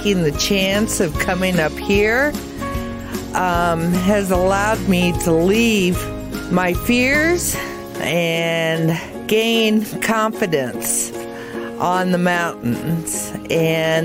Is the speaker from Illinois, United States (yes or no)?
no; Colorado Springs, Colorado, United States; I'm from Colorado Springs, Colorado